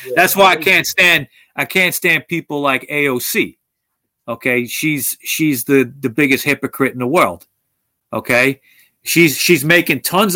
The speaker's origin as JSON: {"language": "English", "country": "United States"}